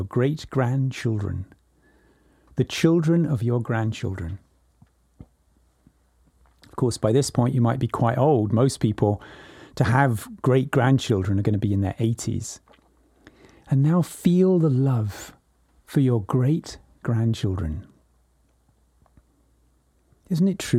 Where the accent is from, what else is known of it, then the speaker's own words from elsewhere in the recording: England, United Kingdom; now in California, United States; I was born in 1957 in England, and I write this to you now from California